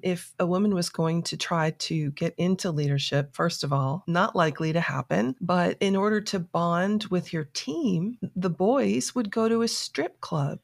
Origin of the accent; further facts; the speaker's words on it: South Florida, United States; moved away as an adult; also born or lived in New York City; now in Atlanta, United States; I was raised in South Florida